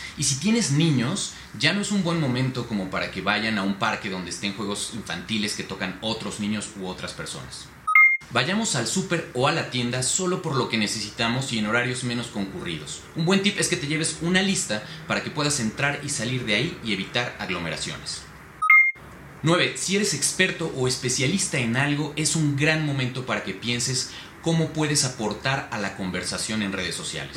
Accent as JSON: {"language": "Spanish", "country": "Mexico", "said": "como los mexicanos lo sabemos hacer"}